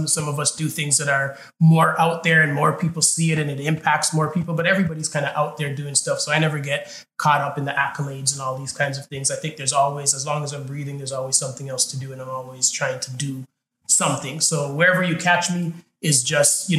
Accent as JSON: {"language": "English", "town": "Toronto", "region": "Ontario", "country": "Canada", "tie": "born or raised there", "said": "where I grew up in Scarborough."}